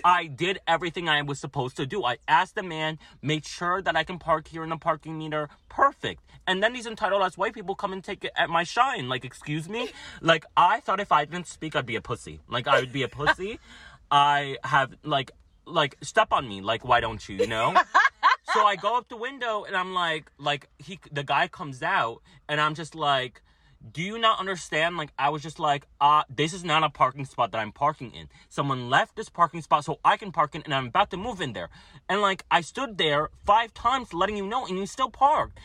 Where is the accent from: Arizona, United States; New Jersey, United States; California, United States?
New Jersey, United States; I'm from Jersey